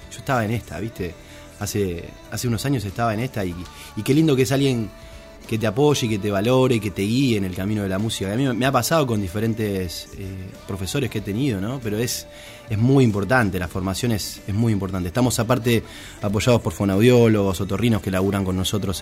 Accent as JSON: {"language": "Spanish", "town": "Pérez", "region": "Santa Fe", "country": "Argentina", "also_born_or_lived": "Rosario", "said": "siempre digo que soy rosarino, obviamente que soy de Pérez, ¿no? Pero, Rosario, Rosario es Rosario"}